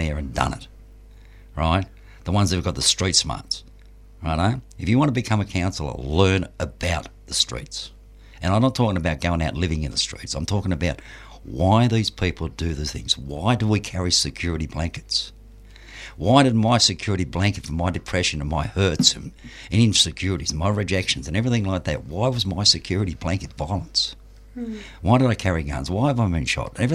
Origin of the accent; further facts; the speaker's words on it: Frankston, Victoria, Australia; I'm from Franganistan. Frankston.